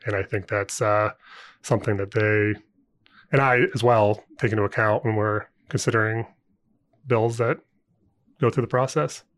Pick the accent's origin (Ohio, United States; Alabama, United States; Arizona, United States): Ohio, United States; moved away as an adult; also born or lived in Indiana / Saint Louis, Missouri; now in Indianapolis, United States; I'm from Ohio originally, but I went to I U for undergrad